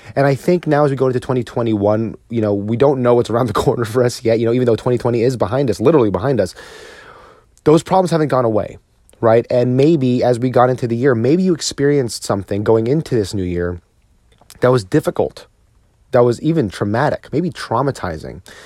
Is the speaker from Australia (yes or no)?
no; New Jersey, United States; now in Texas, United States; my home state of New Jersey